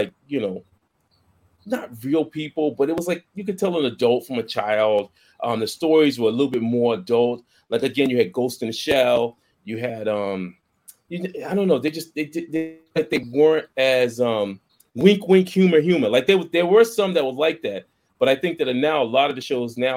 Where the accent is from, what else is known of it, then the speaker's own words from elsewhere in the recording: Boston, Massachusetts, United States; I grew up in Boston